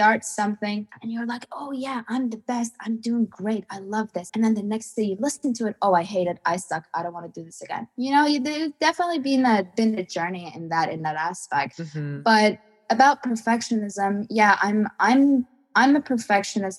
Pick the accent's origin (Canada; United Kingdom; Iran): Iran; I'm from Iran